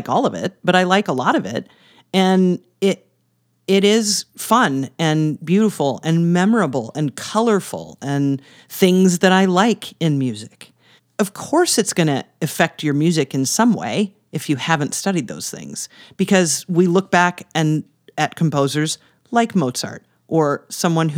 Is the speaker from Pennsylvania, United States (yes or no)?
no; Iowa, United States; also born or lived in Texas; now in Minnesota, United States; I would say I live in Minnesota, but I grew up in Iowa.